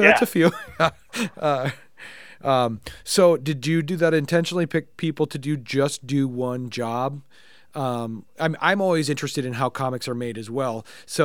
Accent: Minnesota, United States; I'm from the middle of nowhere, Minnesota

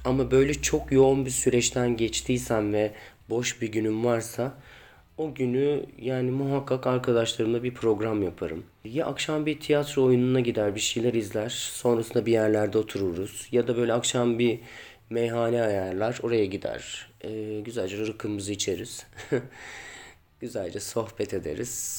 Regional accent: Ankara, Turkey; Ankara'da doğdum büyüdüm.

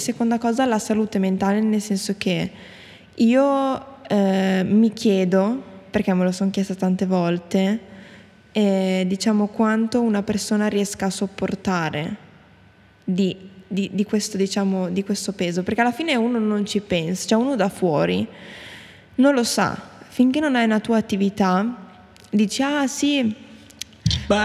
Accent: Bologna, Emilia-Romagna, Italy; noi siamo di Bologna

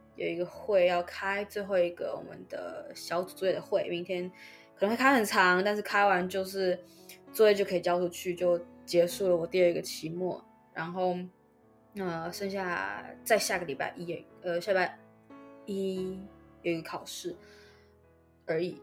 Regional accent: Taiwan; first language Chinese; moved away; 身为一个母语中文的台湾人，十二年国家有十一年在台湾的普通学校度过

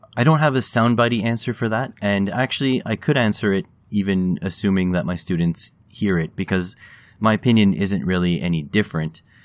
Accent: Canada; as a Canadian

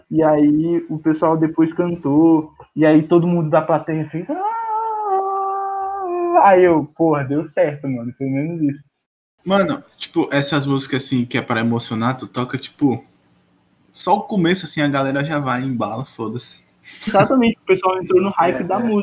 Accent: Northeast Brazil, Brazil; eu sou nordestino

